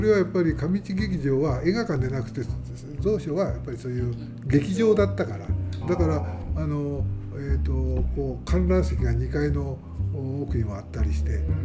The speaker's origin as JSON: {"language": "Japanese", "country": "Japan", "tie": "born or raised there", "said": "ずっとここで生まれ育ったものですから"}